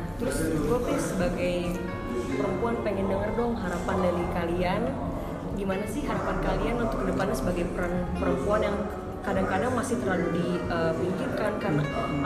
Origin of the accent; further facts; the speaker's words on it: Jakarta, Indonesia; Aku dari Jakarta.